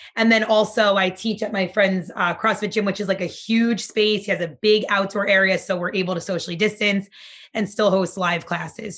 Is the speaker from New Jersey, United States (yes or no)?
yes; Nutley, New Jersey, United States; also born or lived in Barnegat, New Jersey; now in Asbury Park, United States; eventually we moved to Nutley, New Jersey. That's where I grew up.